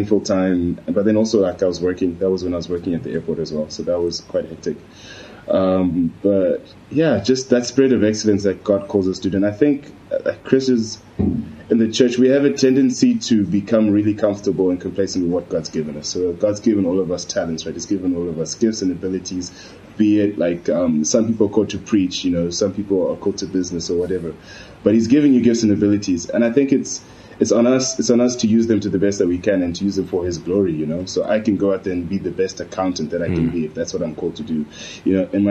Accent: Zimbabwe; also born or lived in Spain; now in Poland; I'm African, I'm from Zimbabwe

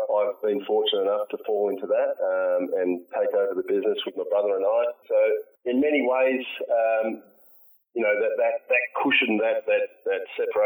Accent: Perth, Western Australia, Australia; I want to see Perth win because it's my hometown

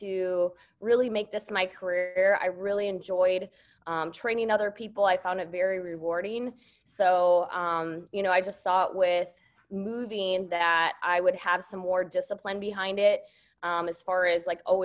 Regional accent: Wisconsin, United States; I grew up in Wisconsin. So I grew up on a dairy farm

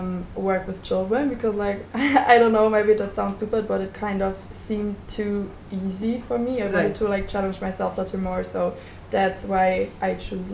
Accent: Hesse, Germany; also from Germany, and 18 years old.

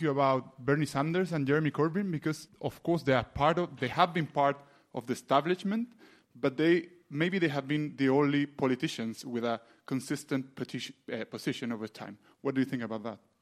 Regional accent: Chile; I'm from Chile

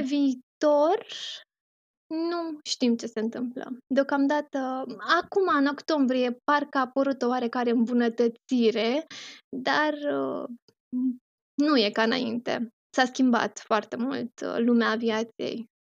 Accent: Romania; moved away as an adult; now in Doha, Qatar; de atunci uh, mă întorc în România foarte rar, doar în concediu

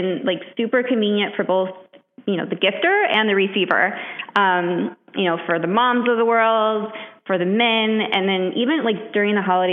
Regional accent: Midwest, United States; moved away as an adult; now in New York, United States; I'm from the Midwest

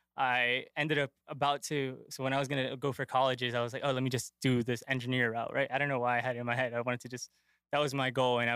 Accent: Worcester, Massachusetts, United States; I'm from Worcester, Massachusetts. I grew up here in three different neighborhoods, kind of started in Maine South.

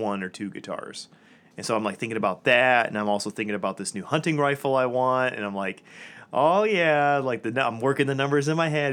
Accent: Metamora, Michigan, United States; I grew up in a town called Metamora, which was just south of Lapeer.

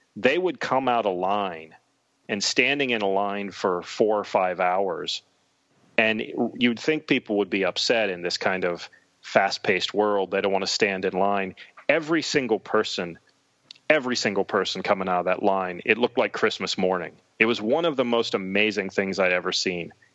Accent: Western Pennsylvania near Pittsburgh, United States; I was a poor kid growing up in Western Pennsylvania near Pittsburgh

